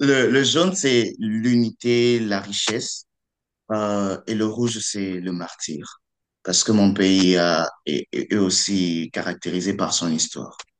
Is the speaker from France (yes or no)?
no; Kinshasa, DR Congo; moved away as an adult; also born or lived in Kongo Central; now in Toronto, Canada; j'ai grandi à Kinshasa, je parle le Lingala